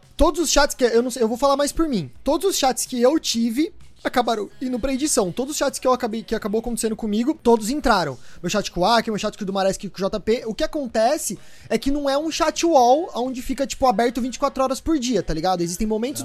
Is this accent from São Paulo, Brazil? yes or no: yes; São Paulo, Brazil; eu sou de São Paulo, eu tenho 26 anos